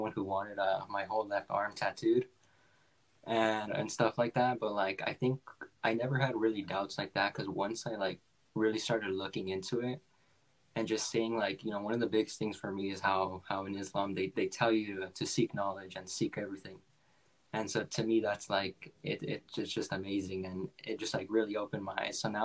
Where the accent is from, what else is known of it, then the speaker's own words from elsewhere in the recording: Los Angeles, California, United States; moved away as an adult; now in Washington State, United States; I'm originally from Los Angeles. And now, so like California, now I live in Washington State. I moved here about like 3-4 years ago now.